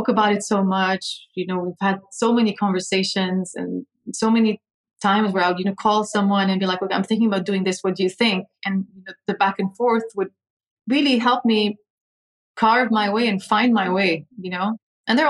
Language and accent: English; Dubai, United Arab Emirates; also born or lived in London, United Kingdom / Lebanon; now in Abu Dhabi, United Arab Emirates; And I grew up in Dubai. So I moved to Abu Dhabi only 9 years ago. Before that, I had lived my whole life in Dubai